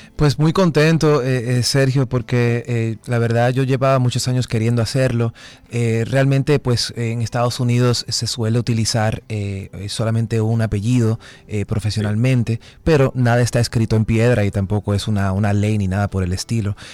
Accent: Dominican Republic; como dominicanos nosotros no, nos introducen el café desde muy, muy jóvenes

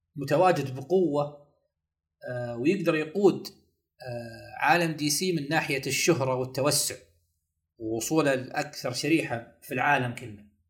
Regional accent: Saudi Arabia; احنا في السعودية يعني كسعوديين

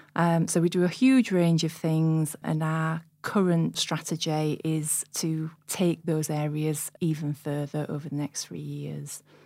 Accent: Sheffield, Yorkshire and the Humber, United Kingdom; I'm born and bred in Sheffield

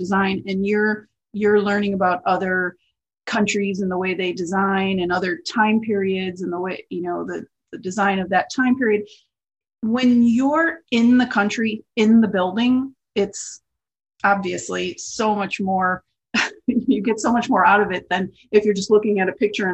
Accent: River Forest, Illinois, United States; I grew up in a suburb called Oak Park, Illinois. Well, actually I grew up in River Forest, but it's Oak Park and River Forest is practically the same place.

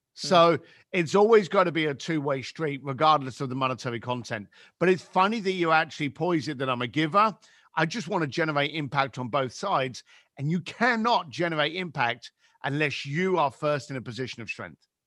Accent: London, United Kingdom; I grew up in East London, on what should we call, what we could class as, like, the shitty end of London.

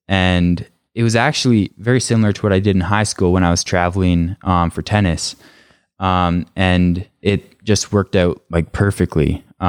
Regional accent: Canada; originally the plan was, when I went back to Canada after leaving DU or University of Denver, was to go to my hometown college and just finish my degree there.

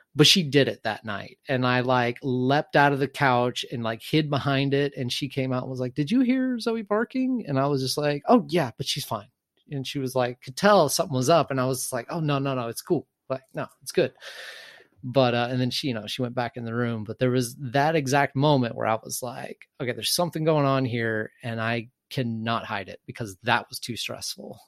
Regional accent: Texas, United States; I am from the South, uh, small conservative town in Texas

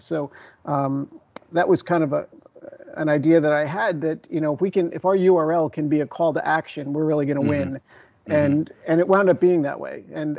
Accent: New York, United States; I'm an East Coast guy. I grew up just outside of New York City.

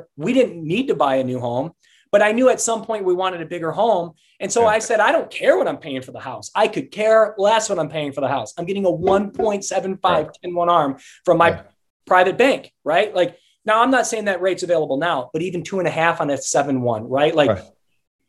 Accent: Detroit, Michigan, United States; I come from South Detroit

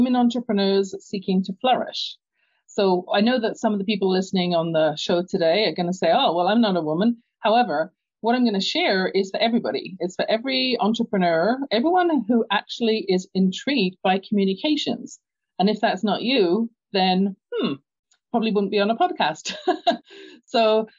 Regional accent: London, United Kingdom; moved away; you can tell by my accent, I grew up in London, England

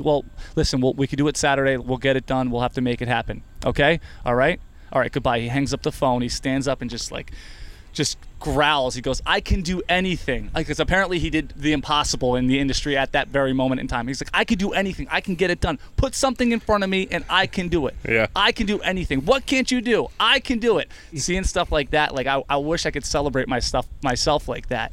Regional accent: New Jersey, United States; now in Rochester, United States; I'm from New Jersey

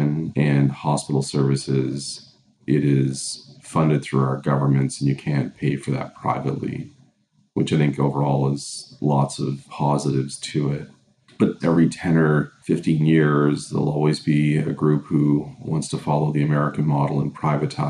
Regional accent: Cape Breton Island, Nova Scotia, Canada; now in Hamilton, Canada; I'm from Nova Scotia originally, grew up in Cape Breton Island

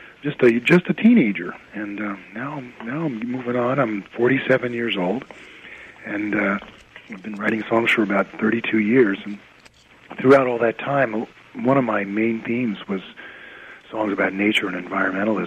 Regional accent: New Jersey, United States; moved away as an adult; now in Vermont, United States; I grew up in New Jersey, and in a suburb of New York City

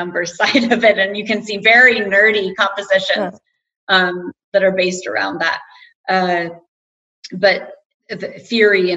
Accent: United States; moved away as an adult; now in Denmark; as an American

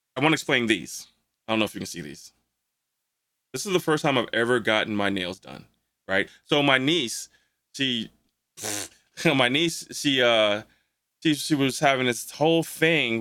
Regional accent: St. Louis, Missouri, United States; we're from St. Louis

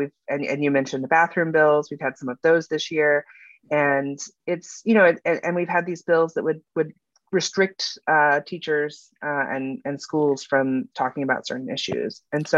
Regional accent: Alabama, United States; I grew up in the South. I grew up in Alabama and, you know, I was bullied for a lot

